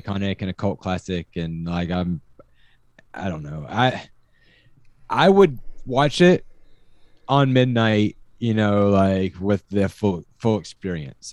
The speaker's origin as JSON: {"language": "English", "region": "Kansas", "country": "United States", "tie": "born or raised there", "said": "having grown up and having family from Kansas"}